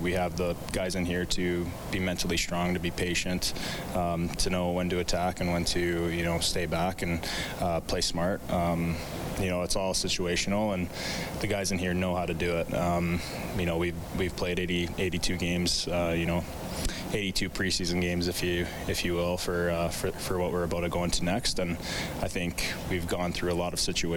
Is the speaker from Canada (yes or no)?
yes; Edmonton, Alberta, Canada; growing up in Edmonton